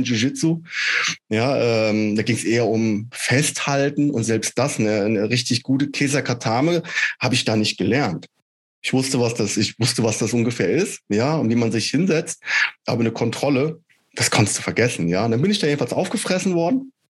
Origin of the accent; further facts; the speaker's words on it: Schotten, Hesse, Germany; now in Wilhelmshaven, Germany; aus meiner Heimatstadt, aus Schotten